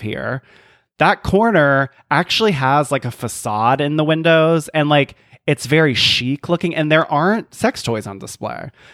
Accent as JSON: {"language": "English", "region": "the South", "country": "United States", "said": "as a Southerner"}